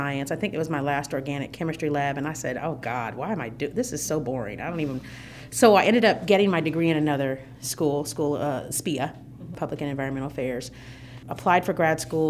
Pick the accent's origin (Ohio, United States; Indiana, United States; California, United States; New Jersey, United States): Indiana, United States; Fort Wayne; born or raised there; now in Bloomington, United States